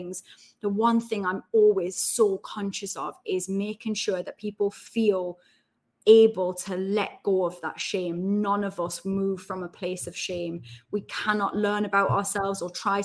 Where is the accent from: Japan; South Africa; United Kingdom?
United Kingdom; Newcastle upon Tyne, North East England; accent: Geordie; moved away as an adult; also born or lived in Heaton, Newcastle / Essex / London; now in Midlands, United Kingdom; I'm from Benton. So I was born in Heaton, Falmouth Road, and then which is lovely now, and then moved to Benton, next to Benton Metro Station.